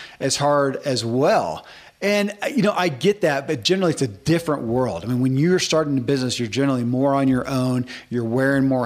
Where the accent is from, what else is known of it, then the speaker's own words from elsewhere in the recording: the South, United States; I grew up in the South, man, and half the guys at my school had a John Deere cap.